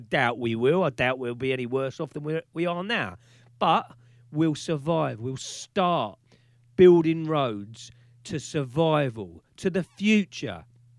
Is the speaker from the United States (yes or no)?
no; United Kingdom; we're Britain, we're British